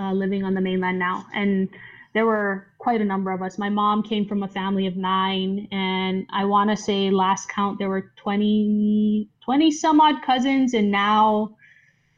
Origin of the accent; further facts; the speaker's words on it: Oahu, Hawaii, United States; moved away as an adult; born and raised on Oahu